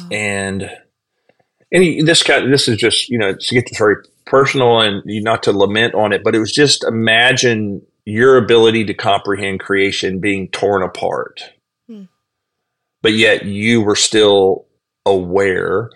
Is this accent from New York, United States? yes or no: no; Texas, United States; now in Myrtle Beach, United States; I was raised in in Texas in a Southern Baptist family.